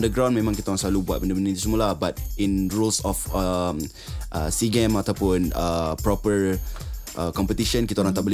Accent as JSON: {"language": "Malay", "region": "Sabah", "country": "Malaysia", "said": "saya berasal dari Sabah."}